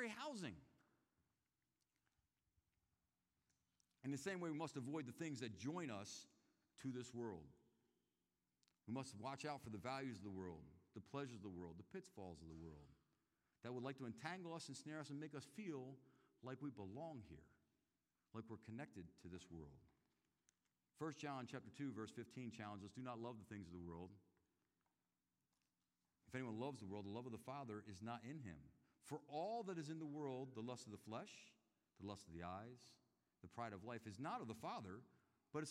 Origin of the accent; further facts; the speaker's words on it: Philadelphia, Pennsylvania, United States; now in Chattanooga, United States; I came to Chattanooga back in 1996. I'm from Philadelphia, Pennsylvania, which is a little bit up north